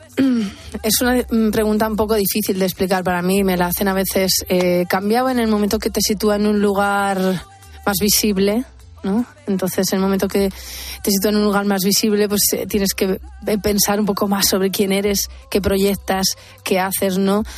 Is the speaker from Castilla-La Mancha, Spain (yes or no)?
yes; Albacete, Castilla-La Mancha, Spain; moved away as an adult; cuando me fui de Albacete, que fue la huida, la primera gran ir a la universidad